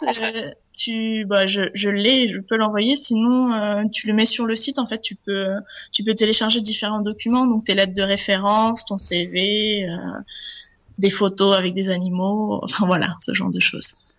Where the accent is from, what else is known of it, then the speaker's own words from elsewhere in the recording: Charente-Maritime, Nouvelle-Aquitaine, France; moved away; je viens de Charente-Maritime en France